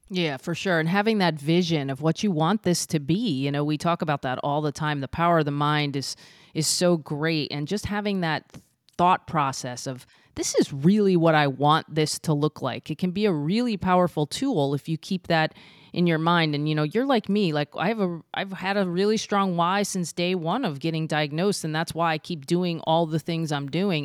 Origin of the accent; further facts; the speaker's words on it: Florida, United States; I was from Florida